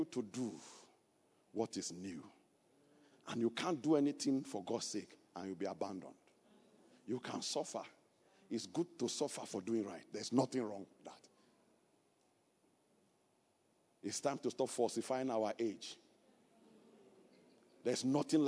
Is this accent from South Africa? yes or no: no; Kogi, Nigeria; moved away; I am from Kogi State. I am not from Niger State